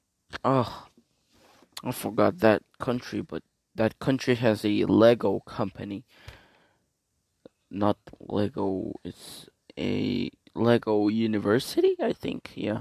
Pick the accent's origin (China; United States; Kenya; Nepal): China; also born or lived in Korea; I was born in Korea, but I left Korea when I was about 6 years old. So clearly, China is my homeland.